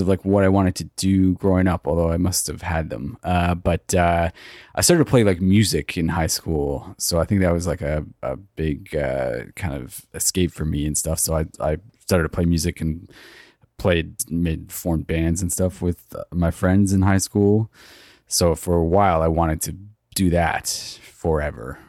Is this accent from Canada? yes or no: yes; Toronto, Ontario, Canada; I grew up in Etobicoke in the western part of Toronto.